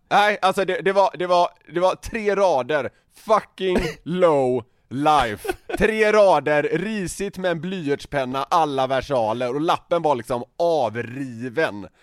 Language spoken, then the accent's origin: Swedish; Sweden; vi var från Sverige